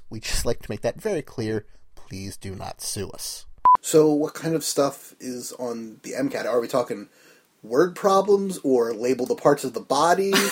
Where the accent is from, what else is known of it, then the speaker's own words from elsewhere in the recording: New Jersey, United States; from Jersey